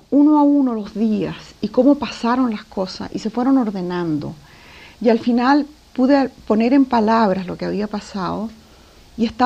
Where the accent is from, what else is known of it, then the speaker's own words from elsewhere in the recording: Lima, Peru; born there; also born or lived in Chile; Nací en Lima, mi padre abandonó a mi madre, nos vinimos a Chile, después mi mamá se casó con un diplomático, fuimos viajando por el mundo.